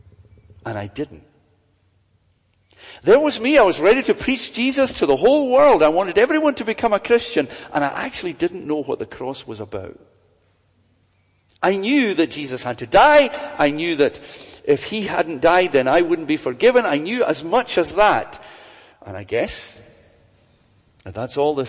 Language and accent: English; Glasgow, Scotland, United Kingdom; I was brought up in Glasgow.